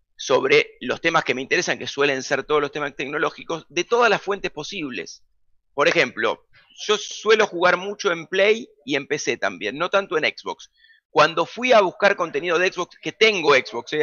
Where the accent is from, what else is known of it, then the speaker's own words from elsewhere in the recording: Buenos Aires, Argentina; yo nací en Almagro, Boedo y terminé viviendo en Parque Chacabuco, esa fue siempre mi zona de influencia, junto a Caballito también. Fui al colegio en Caballito